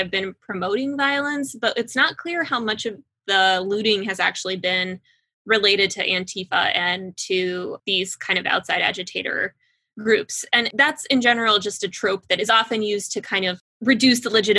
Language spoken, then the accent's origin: English; Midland, Texas, United States; moved away as an adult; also born or lived in Russia; now in Washington, D.C., United States; I grew up in Midland, Texas. I am a Russian Jew